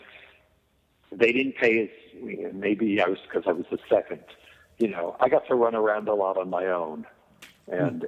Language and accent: English; Scranton, Pennsylvania, United States; also born or lived in New York; I grew up in Scranton, Pennsylvania